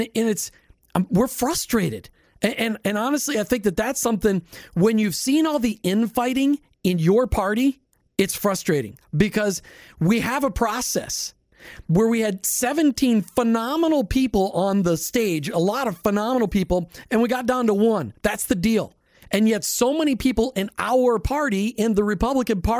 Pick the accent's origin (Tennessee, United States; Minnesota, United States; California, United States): Minnesota, United States; growing up in Minnesota